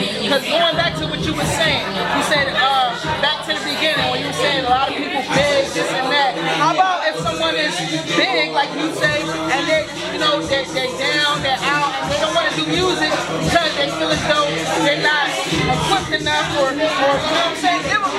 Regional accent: New Jersey, United States; now in San Antonio, United States; I'm from Jersey, I've been moving around a lot

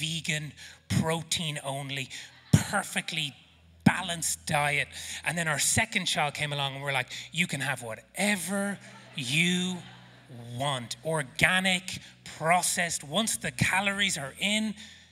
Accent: Ireland; accent: Irish; now in South Africa; my Irish accent

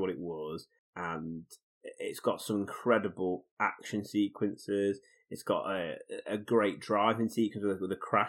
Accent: United Kingdom; as two British people

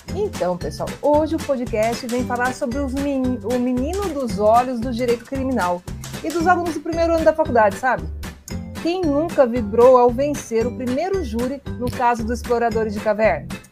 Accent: União da Vitória, Paraná, Brazil; sou de União da Vitória, Porto União

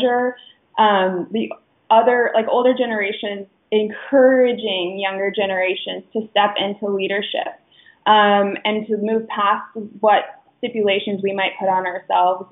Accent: Phoenix, Arizona, United States; I am from Phoenix, Arizona. I love it here

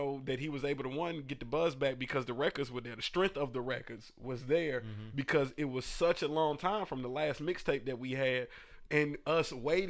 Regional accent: Atlanta, Georgia, United States; I'm from Atlanta.

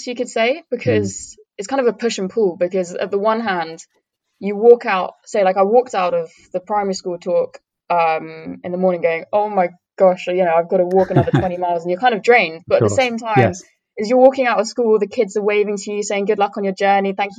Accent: Cambridgeshire, East of England, United Kingdom; I'm from Cambridgeshire, but I went to Norfolk and Suffolk a lot as a kid

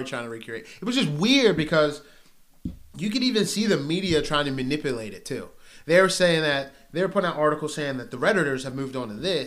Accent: Pasadena, Maryland, United States; I'm from Pasadena, Maryland

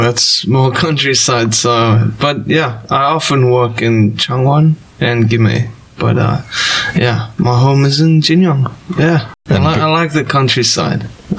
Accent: Durban, KwaZulu-Natal, South Africa; moved away; I'm from South Africa. And, on the east side, in South Africa. That's Durban. So, right in the mountains and beautiful countryside

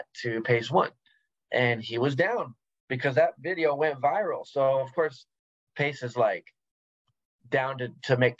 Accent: San Diego, California, United States; I love growing up in San Diego because it made me a gladiator.

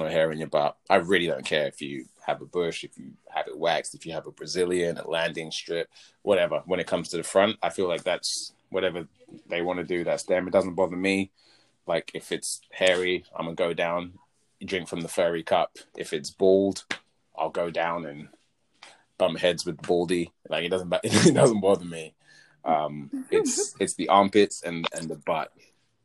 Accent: England, United Kingdom; accent: English; moved away as an adult; also born or lived in America; my accent's English.

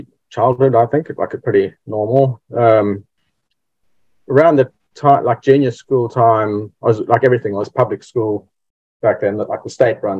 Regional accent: Cape Town, Western Cape, South Africa; So I was born in the Brethren, obviously, in Cape Town in South Africa. I was like fifth generation Brethren

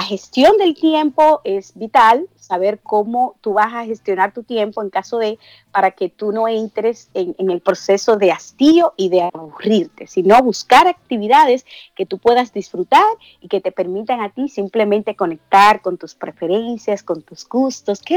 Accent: Dominican Republic; en mi país, yo que vengo de República Dominicana

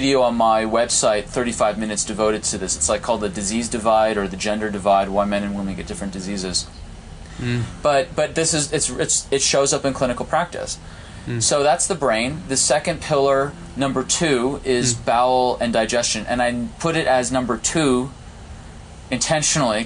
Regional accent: outside Heartbreak Hill, Massachusetts, United States; I grew up outside Heartbreak Hill

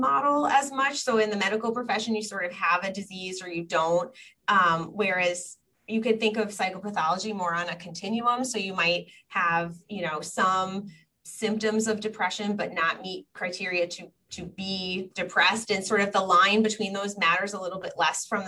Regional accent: Long Island, New York, United States; also born or lived in Washington, D.C.; I grew up in New York. I grew up on Long Island

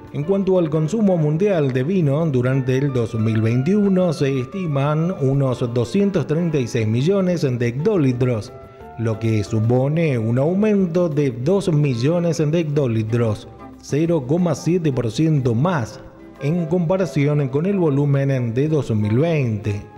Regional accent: Mendoza, Argentina; aquí en nuestra provincia de Mendoza

